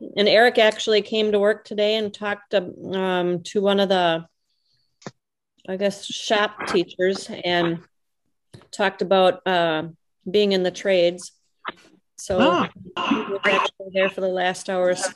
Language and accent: English; Wisconsin, United States; We're from Wisconsin